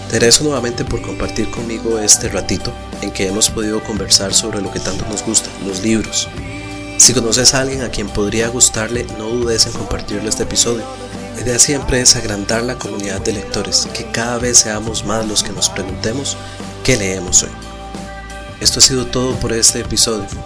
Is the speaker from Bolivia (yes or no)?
no; Costa Rica; para mí, que soy costarricense, es muy importante siempre recomendar literatura nacional.